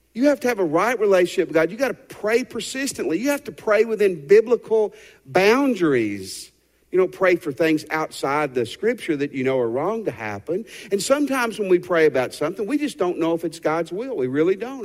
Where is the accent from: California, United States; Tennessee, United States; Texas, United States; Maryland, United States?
Tennessee, United States; the house I grew up in Tennessee.